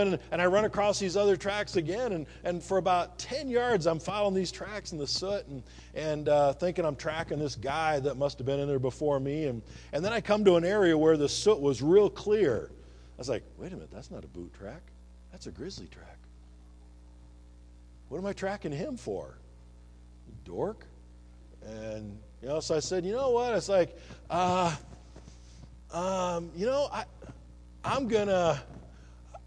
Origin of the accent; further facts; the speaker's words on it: eastern Iowa, United States; also born or lived in Louisiana; now in Montana, United States; when I grew up in Iowa